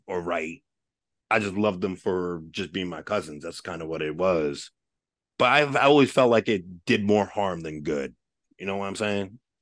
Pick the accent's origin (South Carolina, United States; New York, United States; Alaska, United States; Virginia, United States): New York, United States; Westchester; I grew up in Westchester, I grew up in the suburbs